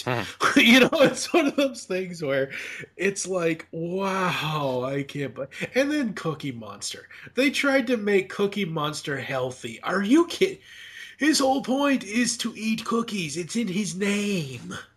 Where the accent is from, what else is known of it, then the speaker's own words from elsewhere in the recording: Massachusetts, United States; I was growing up in Massachusetts